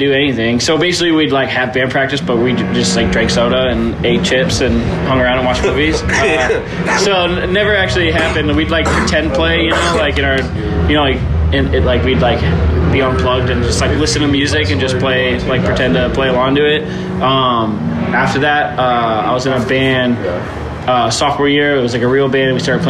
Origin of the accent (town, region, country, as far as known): Massachusetts, United States; moved away as an adult; now in California, United States